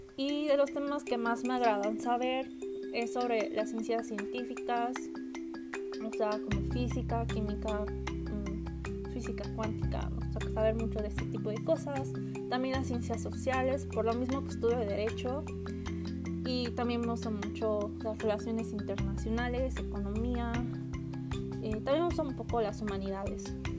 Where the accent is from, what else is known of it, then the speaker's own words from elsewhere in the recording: central Mexico, Mexico; soy de México, eh, del centro de México